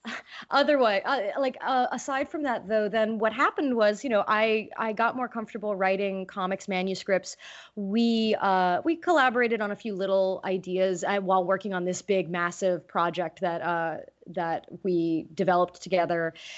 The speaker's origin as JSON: {"language": "English", "region": "California", "country": "United States", "tie": "born or raised there", "said": "growing up in California"}